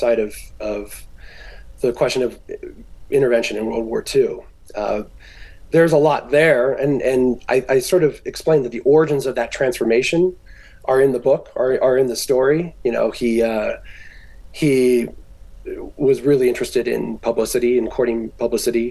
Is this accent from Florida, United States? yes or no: no; Orange County, California, United States; I'm from Orange County, California